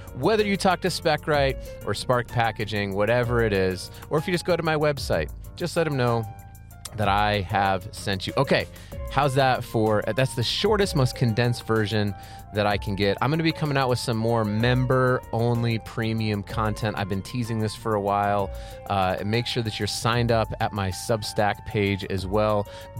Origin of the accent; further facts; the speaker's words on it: Colorado Springs, Colorado, United States; now in Fort Collins, United States; Yeah, we're both from Colorado Springs, and then at the time we're living in Fort Collins because we got married right after we went to Colorado State.